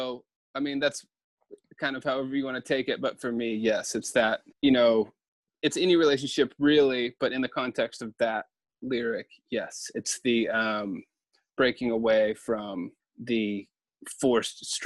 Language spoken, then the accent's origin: English; the South, United States; growing up in the South